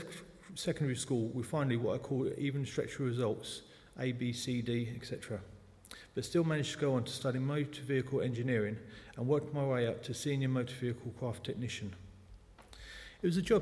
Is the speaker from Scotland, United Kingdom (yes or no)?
no; London, United Kingdom; accent: South London; moved away as an adult; now in New Malden, United Kingdom; I was born in the Clapham Hospital in South London. At times, the South London accent pops out.